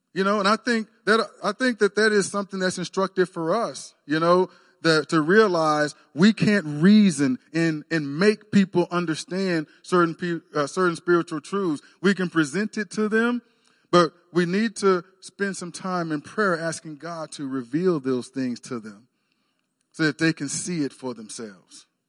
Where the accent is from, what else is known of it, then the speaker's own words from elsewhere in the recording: Texas, United States; moved away as an adult; now in Oklahoma, United States; I grew up in Texas